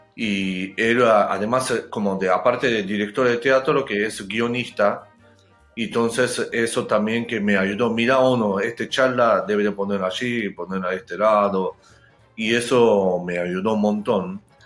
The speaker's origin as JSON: {"language": "Spanish", "country": "Japan", "also_born_or_lived": "Argentina", "second_language": "Spanish", "moved": "yes", "said": "yo soy japonés"}